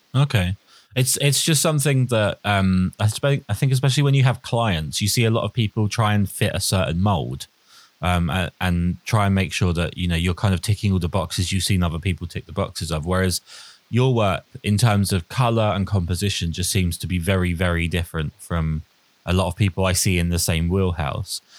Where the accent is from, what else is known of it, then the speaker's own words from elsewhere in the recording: United Kingdom; typically British, where we're all quite reserved and pessimistic